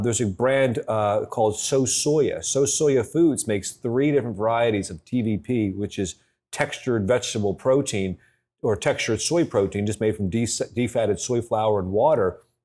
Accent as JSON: {"language": "English", "town": "Philadelphia", "region": "Pennsylvania", "country": "United States", "tie": "born or raised there", "moved": "yes", "said": "I was born in Philadelphia"}